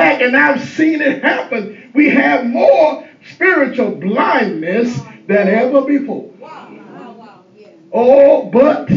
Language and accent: English; Eastern North Carolina, United States; growing up in Eastern North Carolina